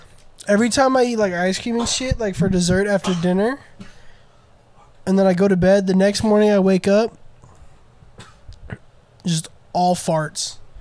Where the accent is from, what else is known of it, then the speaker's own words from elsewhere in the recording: the South, United States; we're from the South